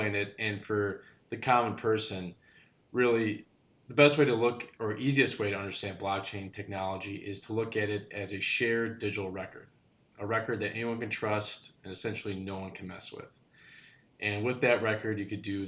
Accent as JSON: {"language": "English", "town": "Joliet", "region": "Illinois", "country": "United States", "tie": "born or raised there", "moved": "yes", "lives_now": "Houston, United States", "said": "born and raised in Joliet"}